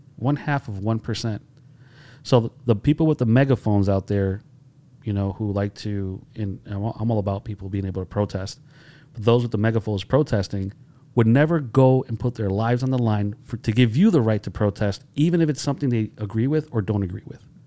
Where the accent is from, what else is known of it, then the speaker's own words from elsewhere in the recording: Holyoke, Massachusetts, United States; growing up in Holyoke